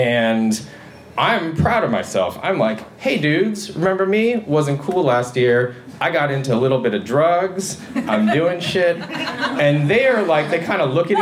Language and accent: English; Michigan, United States; I'm from Michigan